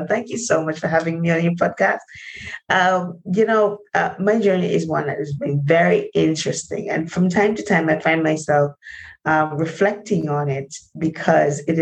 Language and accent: English; Linstead, Saint Catherine, Jamaica; growing up in Jamaica in a place called Linstead, St. Catherine